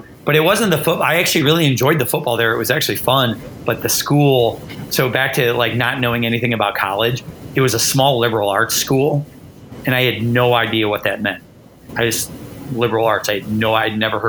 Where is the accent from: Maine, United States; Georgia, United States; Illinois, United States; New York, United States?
Illinois, United States; Chicago; now in Lexington, United States; I grew up in Chicago